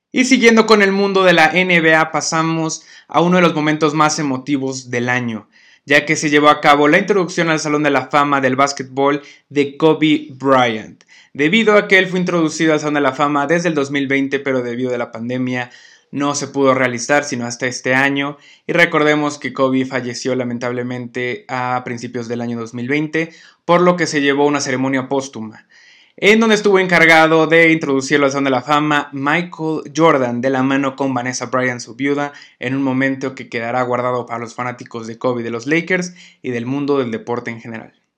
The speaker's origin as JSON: {"language": "Spanish", "country": "Mexico", "said": "los mexicanos"}